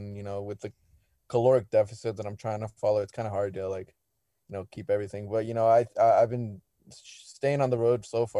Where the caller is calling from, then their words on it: Tustin, California, United States; I'm from Tustin, like an hour away below LA.